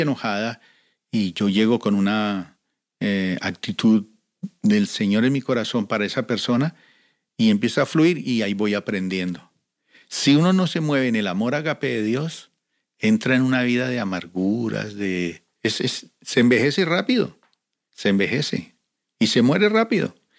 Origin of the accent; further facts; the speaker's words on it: Colombia; now in Cali, Colombia; llegamos de diferentes lugares de Colombia y conformamos un equipo evangelístico. Y llegamos a la ciudad de Cali